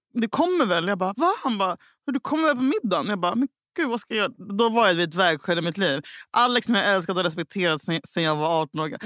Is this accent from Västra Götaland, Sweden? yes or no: yes; Gothenburg, Västra Götaland, Sweden; jag är fucking göteborgare